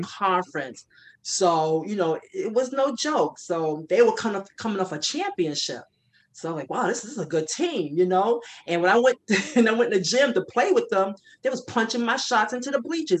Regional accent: New York, United States; I'm from New York

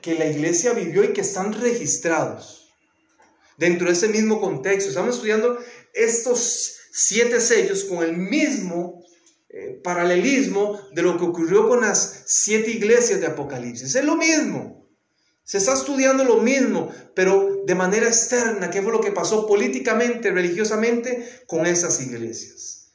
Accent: Costa Rica; en mi país, en Costa Rica

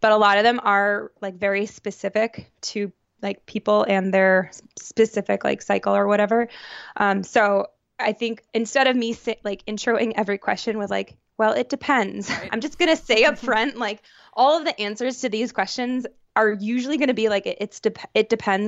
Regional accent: New York, United States; now in New Haven, United States; I grew up outside of Syracuse, New York, so I have a lot of central New York pride. But I currently reside right outside of New Haven, Connecticut.

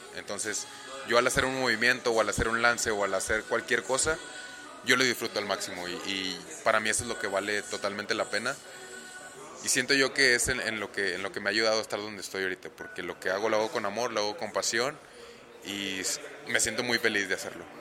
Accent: Monterrey, Nuevo León, Mexico; moved away as an adult; now in Orlando, United States; soy originario aquí de Monterrey, Nuevo León

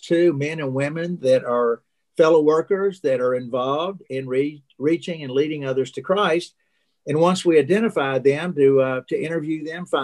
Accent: Kentucky, United States; also born or lived in Illinois; I was born in Illinois, but we spent so much time in Kentucky

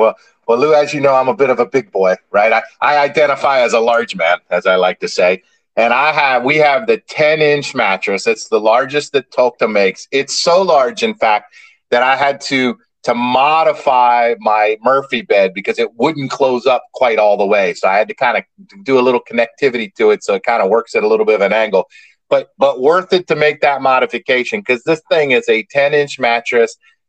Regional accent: Ireland; Hey, man, remember, I'm Irish, so it's we.

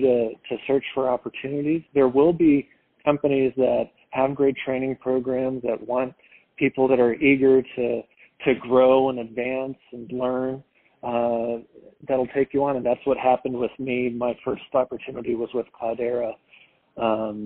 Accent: Palos Verdes, California, United States; moved away as an adult; also born or lived in Philadelphia; I grew up in Los Angeles in a town called Palos Verdes, California, a really cool beach suburb over there

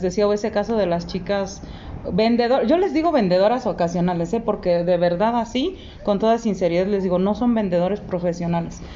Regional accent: Mexico; nosotros como mexicanos

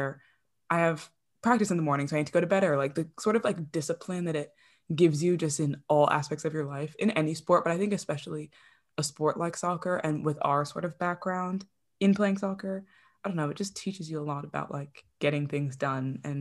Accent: New Jersey, United States; I grew up in New Jersey

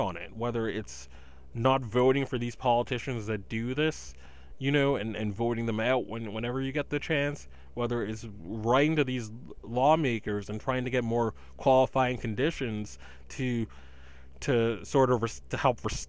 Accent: Massachusetts, United States; my home state of legal grass, Massachusetts

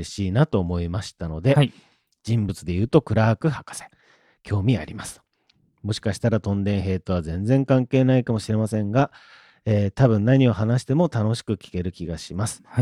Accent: Muroran, Hokkaido, Japan; born there; で、僕とか僕の弟はも

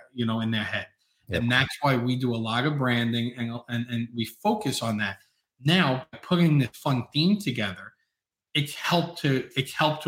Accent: New York City, New York, United States; I'm from Staten Island, New York

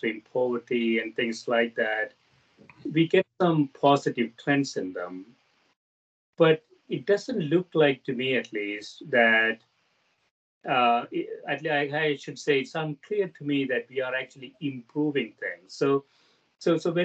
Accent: South India, India; moved away as an adult; now in United States; I grew up in South India. I grew up as a Catholic in South India. I came to the U.S. to go to graduate schools

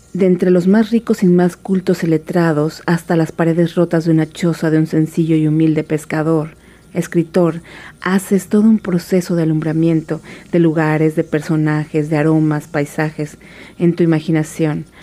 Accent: Tabasco, Mexico; moved away as an adult; also born or lived in Mexico City; nací en la Ciudad de México y mi madre es tabasqueña, así que nos fuimos a vivir a Tabasco cuando yo era muy chiquita, de manera que soy tabasqueña

